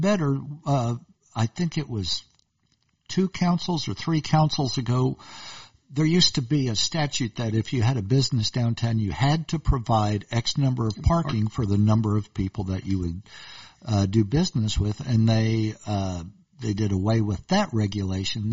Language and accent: English; Bartlesville, Oklahoma, United States; I'm from Oklahoma. We talked about this. I'm from Bartlesville